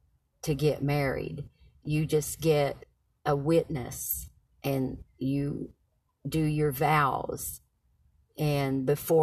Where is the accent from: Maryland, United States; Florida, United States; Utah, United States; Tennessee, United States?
Tennessee, United States; Knoxville; I was born in Knoxville, Tennessee today. A few years ago.